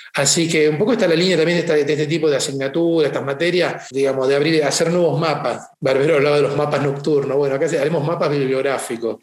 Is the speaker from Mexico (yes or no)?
no; Argentina; moved away as an adult; also born or lived in Italy; Yo hace 31 años que me fui de Argentina